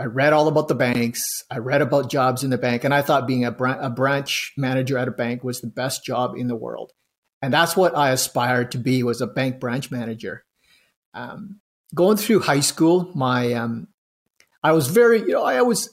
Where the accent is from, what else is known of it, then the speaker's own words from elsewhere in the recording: Smithers, British Columbia, Canada; first language Vietnamese; English is a second language; also born or lived in Vietnam; now in Edmonton, Canada; we ended up settling in northern BC in a little town called Smithers